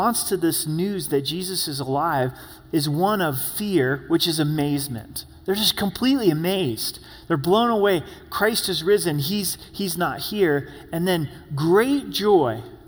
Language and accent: English; Oregon, United States; I'm from Oregon